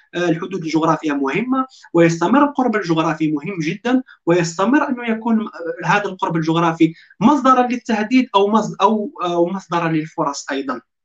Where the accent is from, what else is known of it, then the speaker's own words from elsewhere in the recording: Constantine, Constantine Province, Algeria; moved away as an adult; now in Istanbul, Turkey; هذه مدينتي قسنطينه